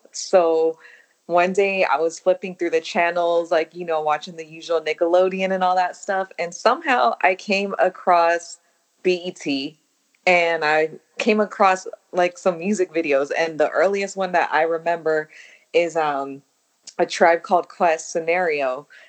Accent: San Francisco, California, United States; I grew up in the Tenderloin of San Francisco. I know that throws people off, but that's where I'm from.

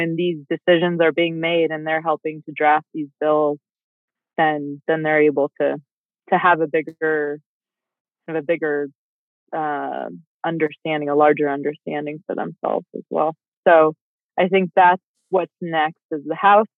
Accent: Colorado, United States; I'm a fifth generation Coloradan. My family's been an entrepreneur, whether it's been farmland or healthcare in the state for five generations

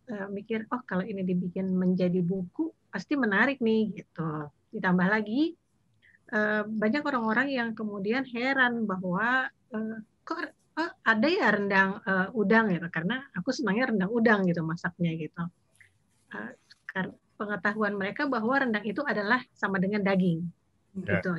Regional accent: Payakumbuh, West Sumatra, Indonesia; Jadi ada teman yang misalnya dari Batu Sangkar eh, karakter rendangnya beda, aku dari Payakumbuh lain lagi rendangnya.

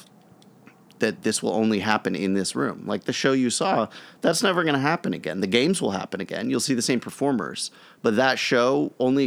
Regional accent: Los Angeles, California, United States; also born or lived in Virginia; I grew up in Los Angeles

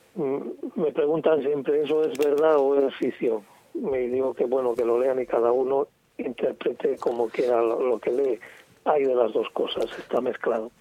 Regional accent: Medina del Campo, Castile and León, Spain; en Medina, en mi pueblo

